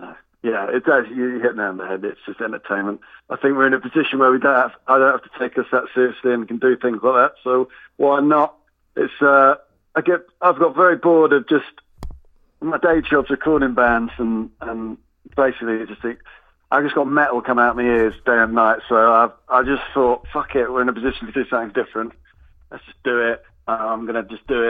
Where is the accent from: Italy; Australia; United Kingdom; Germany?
United Kingdom; Watford, East of England; moved away; we come from Watford. We're scattered around a bit now, but, you know, we're Watford lads